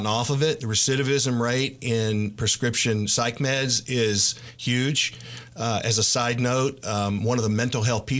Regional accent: Los Angeles, California, United States; also born or lived in Bryan-College Station, Texas / Nacogdoches-Lufkin, Texas; now in Tyler, United States; growing up in Los Angeles

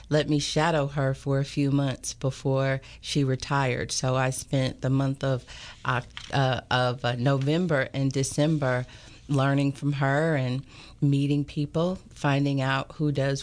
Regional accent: Chattanooga, Tennessee, United States; moved away as an adult; also born or lived in Knoxville, Tennessee; now in Tyler, United States; I'm from Chattanooga, Tennessee

